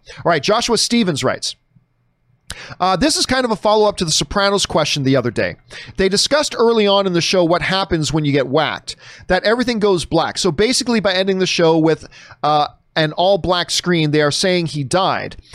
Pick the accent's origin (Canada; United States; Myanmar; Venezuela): Canada; a Canadian pasty white dude